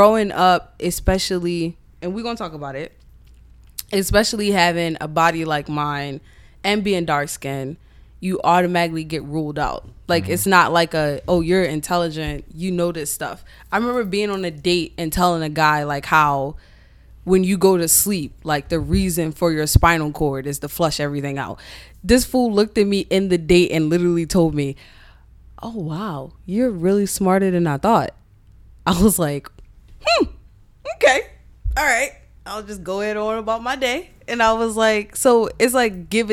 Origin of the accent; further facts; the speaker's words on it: United States; I'm the second generation to grow up here. In the States